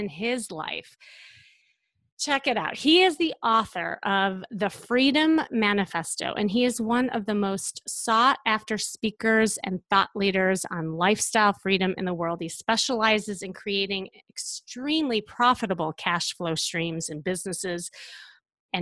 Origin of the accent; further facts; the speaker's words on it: Chicago, Illinois, United States; I'm from Chicago